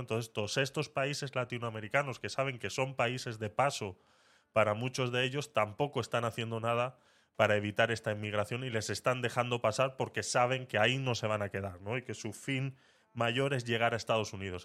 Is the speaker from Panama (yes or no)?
yes; Panama; moved away as an adult; now in Spain; yo fui como menor de edad, por ende yo hice todos mis estudios en Panamá